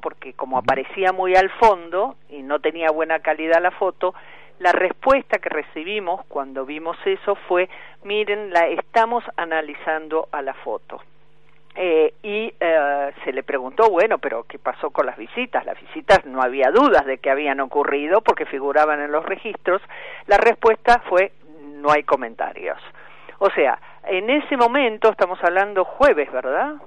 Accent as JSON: {"language": "Spanish", "country": "Argentina", "said": "yo como ciudadana argentina"}